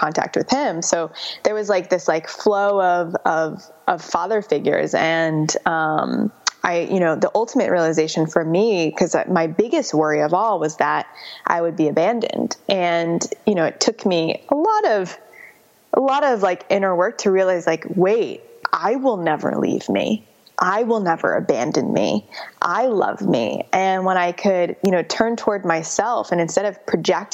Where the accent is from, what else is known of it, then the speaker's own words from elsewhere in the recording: Chicago, Illinois, United States; moved away as an adult; also born or lived in San Francisco; I grew up in Chicago, worked at a digital agency and then moved to San Francisco for tech